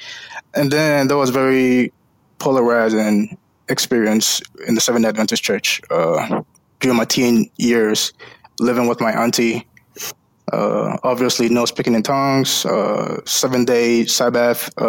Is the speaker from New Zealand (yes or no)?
no; Ghana; moved away as an adult; now in United States; So I was born and raised in Ghana, West Africa.